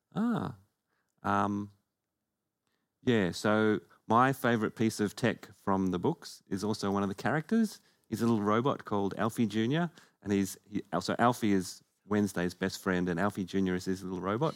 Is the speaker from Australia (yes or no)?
yes; Perth, Western Australia, Australia; we are both from Perth